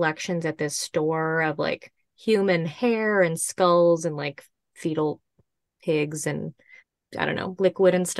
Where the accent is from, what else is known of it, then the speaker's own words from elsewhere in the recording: Chicago, Illinois, United States; I'm from Chicago